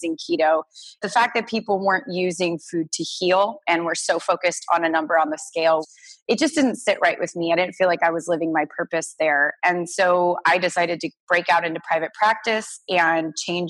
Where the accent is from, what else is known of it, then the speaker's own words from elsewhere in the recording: Orange County, California, United States; I grew up in Orange County, California